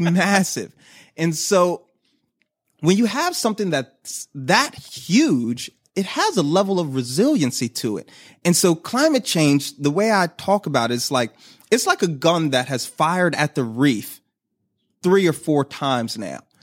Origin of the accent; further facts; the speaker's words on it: Philadelphia, Pennsylvania, United States; moved away as an adult; now in Baltimore, United States; I'm from Philly. And so I worked at my home zoo